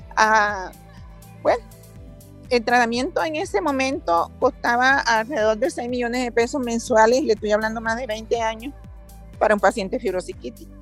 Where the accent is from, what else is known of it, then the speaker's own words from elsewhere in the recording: Mompox, Bolívar, Colombia; moved away as an adult; now in Denver, United States; yo soy de Monpó, Bolívar, que colonizaron muchos europeos.